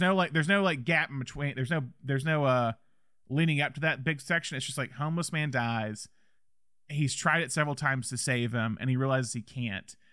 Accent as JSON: {"language": "English", "region": "the South", "country": "United States", "said": "as a Southerner"}